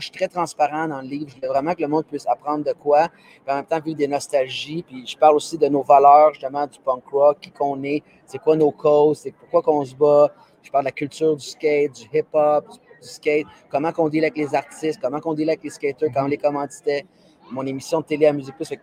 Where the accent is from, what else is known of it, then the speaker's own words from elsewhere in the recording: Quebec, Canada; je suis un Québécois, puis, tu sais, je suis fier de ça